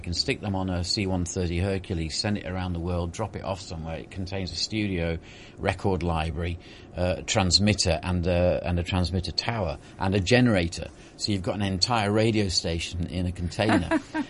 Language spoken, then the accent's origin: English; East Midlands, United Kingdom; also born or lived in Cyprus / Falklands / Singapore; Derbyshire, which is where I am originally, I was constantly monitoring myself to try and improve my accent-like.